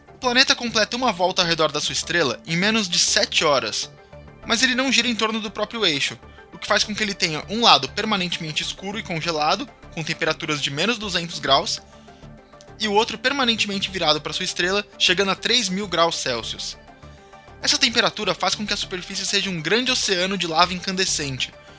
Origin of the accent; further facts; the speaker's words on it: São Paulo, Brazil; eu sou paulistano